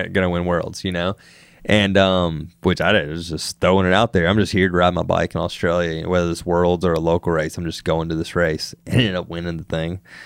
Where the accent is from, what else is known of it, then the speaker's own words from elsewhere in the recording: Wetumpka, Alabama, United States; moved away as an adult; also born or lived in California; growing up in Alabama